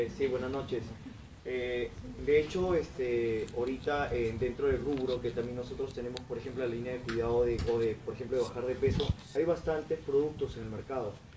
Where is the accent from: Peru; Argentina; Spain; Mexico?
Peru; Tumbes; yo soy de Tumbes